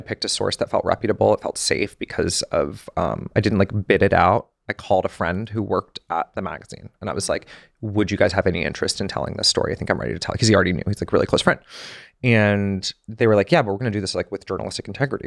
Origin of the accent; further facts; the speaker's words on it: Georgia, United States; moved away as an adult; also born or lived in Connecticut / New York City; growing up in Georgia